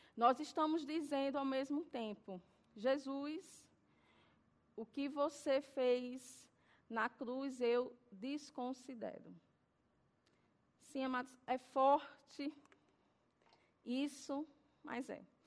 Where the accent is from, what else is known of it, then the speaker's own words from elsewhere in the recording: Alagoas, Brazil; eu sou nordestina, nascida em Alagoas